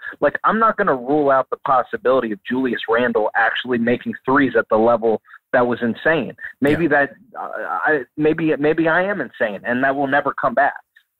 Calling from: Baltimore, Maryland, United States; from Baltimore.

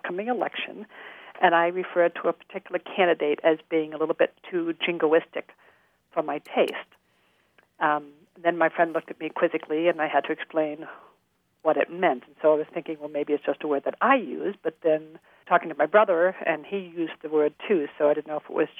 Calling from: East Thetford, Vermont, United States; Sorry, East Thetford, Vermont.

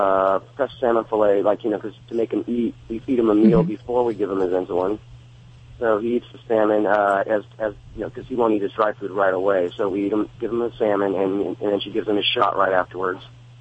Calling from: California, United States; Southern California.

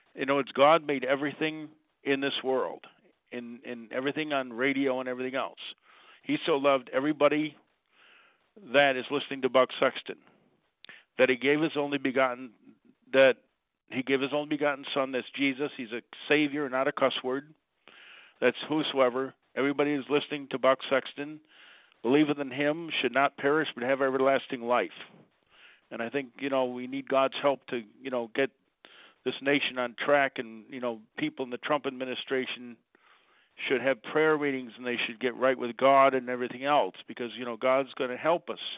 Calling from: Utica, New York, United States; I'm calling from Utica

